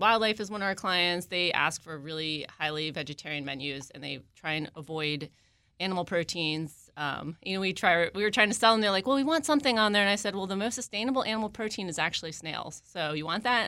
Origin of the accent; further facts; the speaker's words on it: Maryland, United States; moved away as an adult; also born or lived in West Coast; I am also a Maryland native. I grew up in the area.